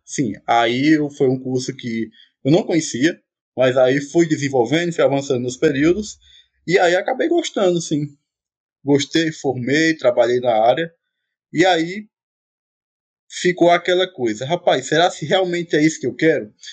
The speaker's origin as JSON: {"language": "Portuguese", "area": "Araripina/Ouricuri", "region": "Pernambuco", "country": "Brazil", "tie": "born or raised there", "also_born_or_lived": "Santa Cruz", "moved": "as an adult", "lives_now": "Paulo Afonso, Brazil", "said": "sou natural de Aricuri, Pernambuco, moro em Santa Cruz"}